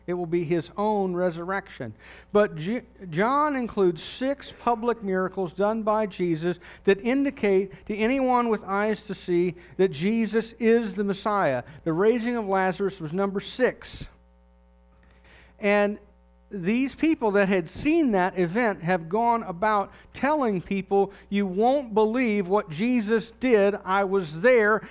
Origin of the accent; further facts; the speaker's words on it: United States; as an American